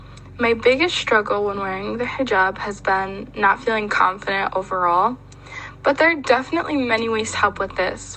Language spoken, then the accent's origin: English; Michigan, United States; My mom is American and my dad is Nigerian, but for the most part, I was raised in the United States in Michigan